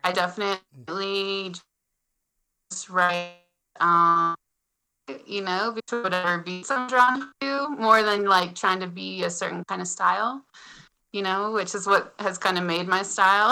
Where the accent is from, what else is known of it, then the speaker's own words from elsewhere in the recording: Utah, United States; now in Montana, United States; I was born in Utah